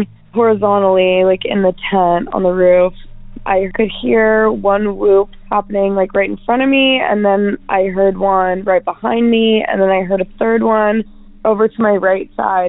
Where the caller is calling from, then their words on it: Pacific Northwest, United States; I'm calling from the Pacific Northwest.